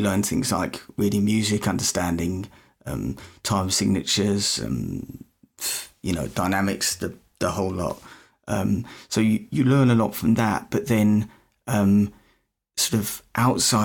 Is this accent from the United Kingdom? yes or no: yes; United Kingdom; probably can tell by the accent, I'm not from Canada, not from America, I'm from the UK